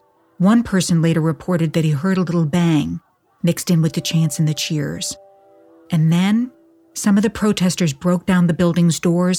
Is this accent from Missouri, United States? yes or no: yes; St. Louis, Missouri, United States; All of it forged in the peculiar crucible of my hometown, St. Louis.